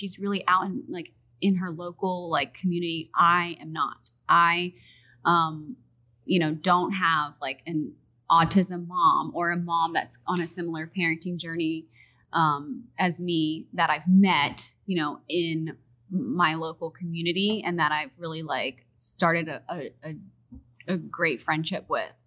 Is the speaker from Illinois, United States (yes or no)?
no; Houston, Texas, United States; also born or lived in Pittsburgh; in Houston, we don't have a lot of twang. Like, at least where I was born and raised, there's not a lot of twang